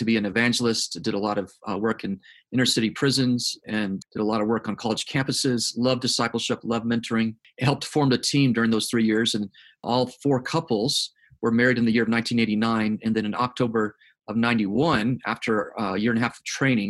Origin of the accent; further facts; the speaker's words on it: South Korea; now in United States; So, born and raised in South Korea on the mission field, third generation missionary.